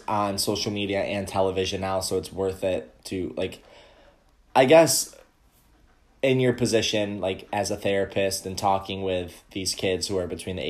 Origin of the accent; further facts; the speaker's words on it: Syracuse, New York, United States; So, like, I came from Syracuse, you came from Ohio, correct?